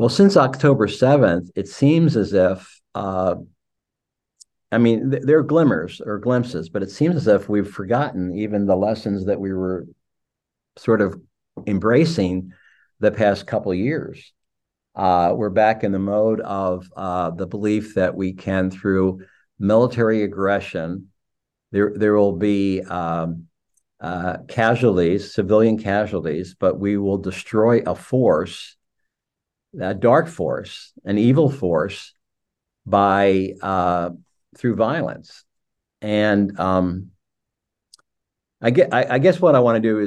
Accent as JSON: {"language": "English", "country": "United States", "said": "as American, as an American perspective"}